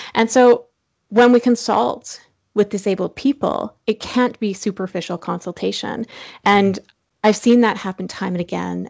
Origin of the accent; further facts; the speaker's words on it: Saskatchewan, Canada; now in Toronto, Canada; I'm from Saskatchewan